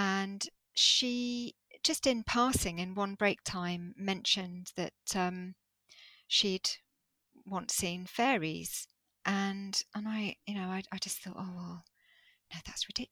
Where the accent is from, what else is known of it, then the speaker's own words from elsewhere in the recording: Jersey; I started attending these workshops in Jersey, because I grew up in Jersey